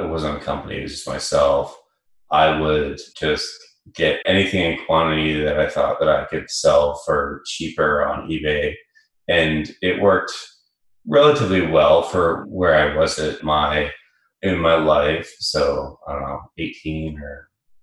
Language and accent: English; Vancouver, British Columbia, Canada; accent: Canadian; moved away as an adult; now in San Francisco, United States; I'm from Vancouver, born and raised there